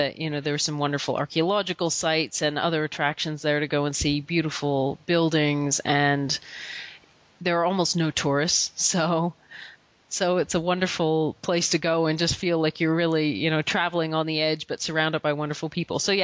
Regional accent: Canada; we're Canadian

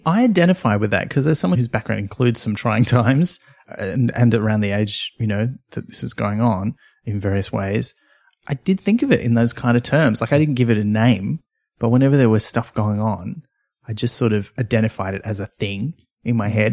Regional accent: near Byron Bay, New South Wales, Australia; where I grew up near Byron Bay

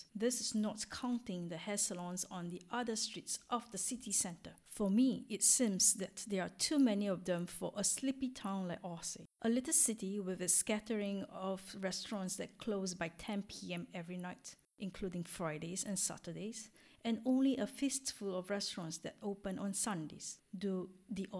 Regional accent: Singapore; moved away as an adult; now in France

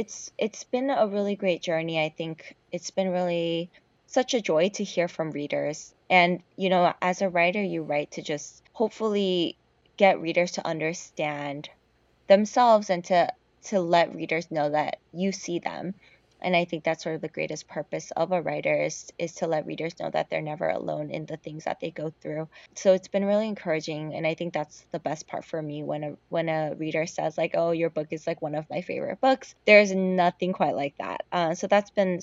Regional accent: South Korea; moved away as an adult; now in United States; I grew up in Korea. So Korea is definitely more my home to me than America has been

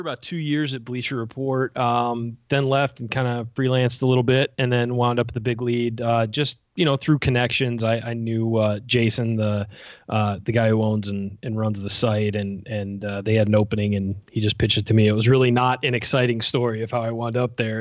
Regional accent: Southern California, United States; I grew up in Southern California

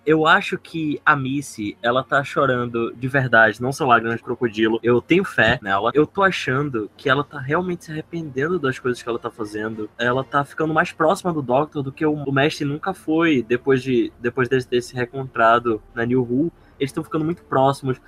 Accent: Maceió, Alagoas, Brazil; now in Manaus, Brazil; Eu sou de Maceió, Lagoas, mas eu moro em Manaus, Amazonas

